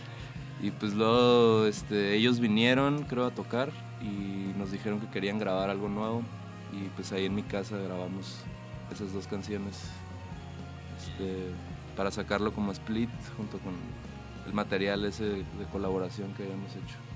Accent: Ensenada, Baja California, Mexico; somos de Ensenada

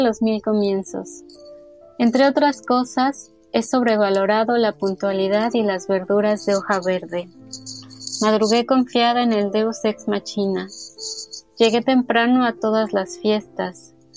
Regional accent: Naucalpan, State of Mexico, Mexico; Yo crecí en el Estado de México, en Naucalpan

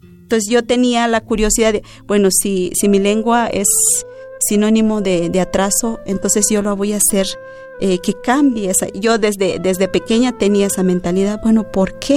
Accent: Ch'ol people, Chiapas, Mexico; first language Ch'ol; Spanish is a second language; Yo crecí con la palabra de los chaño. Mis padres hablan únicamente la palabra Chan no hablan el español

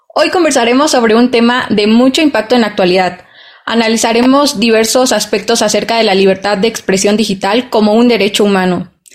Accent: Mexico; todos nosotros como mexicanos

